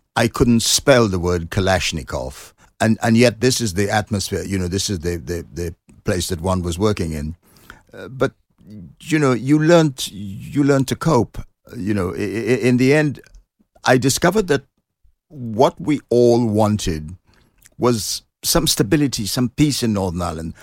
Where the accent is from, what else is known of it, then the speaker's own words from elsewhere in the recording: Trinidad & Tobago; moved away as an adult; now in London, United Kingdom; I was born in Trinidad, which is a s, a, um, island in the Caribbean